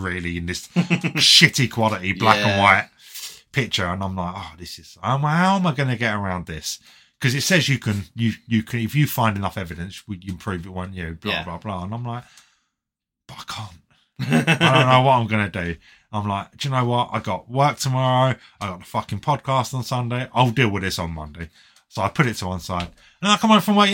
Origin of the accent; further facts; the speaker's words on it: United Kingdom; We're British.